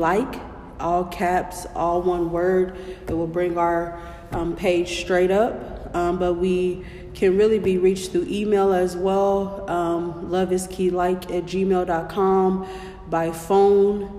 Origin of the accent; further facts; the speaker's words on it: Kansas City, Missouri, United States; I'm born and raised in Kansas City